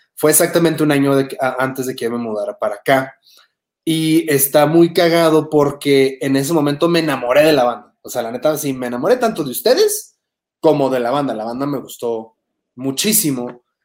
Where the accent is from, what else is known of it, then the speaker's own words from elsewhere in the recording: Tijuana, Baja California, Mexico; now in Mexico City, Mexico; fue en mi tierra, fue en Tijuana, antes de que yo siquiera me mudara a Ciudad de México